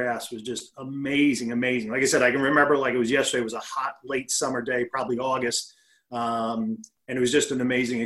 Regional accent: New York City, New York, United States; I was born actually in the Bronx, New York

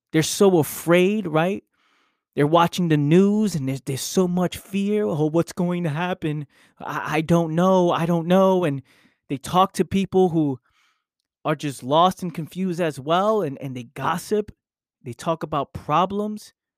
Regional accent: New York City, New York, United States; I grew up in the Bronx.

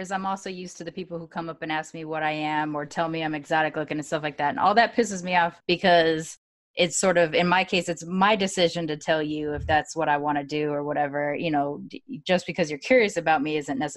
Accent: California, United States; I grew up here in Southern California

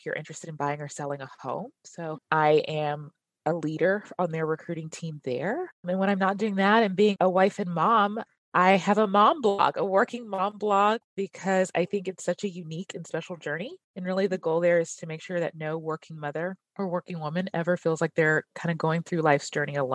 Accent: Dallas, Texas, United States; I'm originally from Dallas and I live here today with my husband, Mike

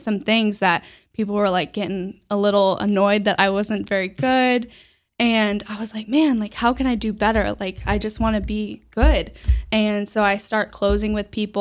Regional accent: Omaha, Nebraska, United States; now in Buffalo, United States; I'm actually originally from Nebraska

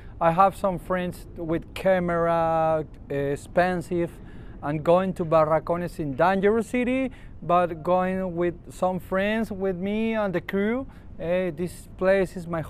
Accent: Ventanilla, Callao, Peru; English is a second language; now in Lima, Peru; I'm born in Ventanilla City in Callao

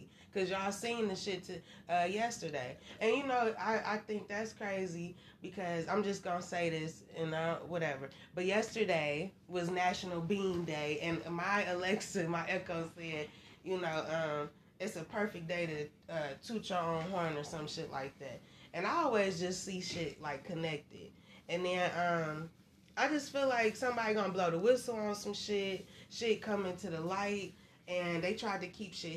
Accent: Michigan, United States; I am from Michigan, so we talk a little fast from what people say outside of Michigan

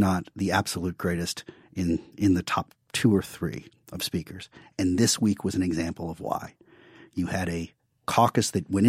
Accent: New York, United States; Like Joe, I grew up in Democratic politics. I grew up in New York in Democratic politics.

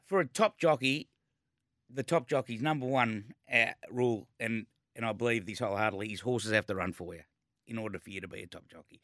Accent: Melbourne, Victoria, Australia; Born and bred in East Malvern, round the corner from Caulfield

